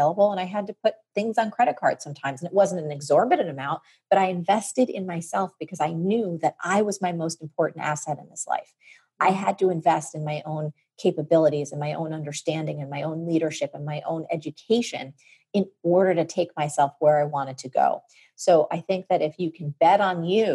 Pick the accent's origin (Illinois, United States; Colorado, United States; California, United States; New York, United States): New York, United States; New York City; I'm from New York City